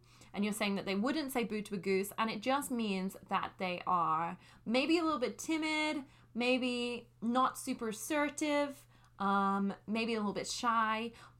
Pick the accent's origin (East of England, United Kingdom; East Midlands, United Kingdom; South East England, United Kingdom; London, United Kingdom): London, United Kingdom; Yes, I am British. I'm not Australian. my mom is Irish, but I grew up in London, and, yeah, just to clarify.